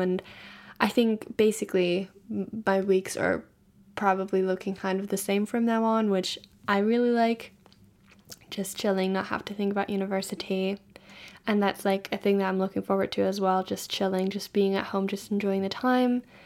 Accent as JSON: {"language": "English", "country": "Germany", "moved": "yes", "said": "I'm from Germany"}